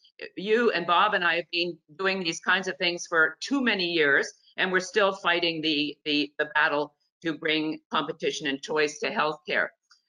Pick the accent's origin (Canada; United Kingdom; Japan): Canada; now in United States; I grew up in Canada, as Nina mentioned, under a single-payer system.